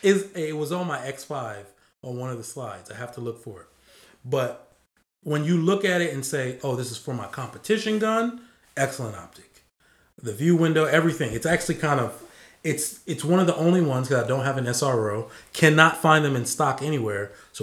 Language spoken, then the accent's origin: English; Nigeria; I just said that I'm Nigerian.